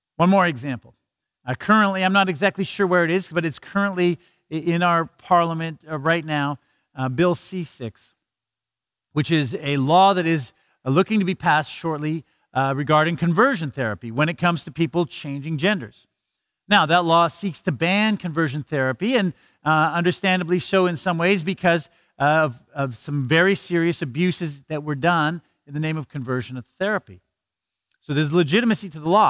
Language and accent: English; Canada